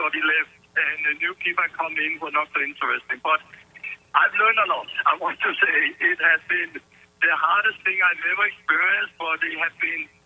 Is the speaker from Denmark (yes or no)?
yes; Denmark; moved away as an adult; now in United States; I've been so proud of being Danish